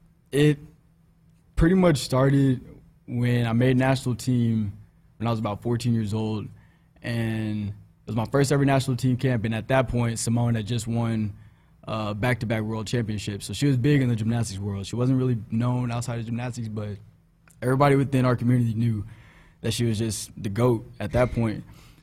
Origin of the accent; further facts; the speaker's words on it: Houston, Texas, United States; I'm from Houston. Just started introducing myself and everything.